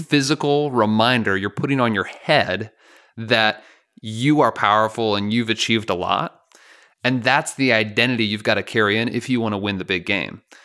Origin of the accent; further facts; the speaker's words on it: Chicago, Illinois, United States; I grew up in Chicago